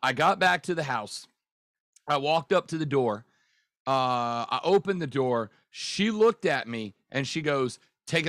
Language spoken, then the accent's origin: English; New Orleans, Louisiana, United States; So I am originally from New Orleans, Louisiana, and grew up a lifelong Saints fan.